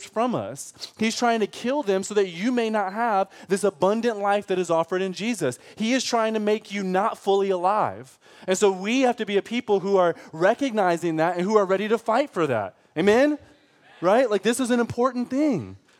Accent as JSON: {"language": "English", "region": "Michigan", "country": "United States", "moved": "yes", "lives_now": "Texas, United States", "said": "I'm from Michigan"}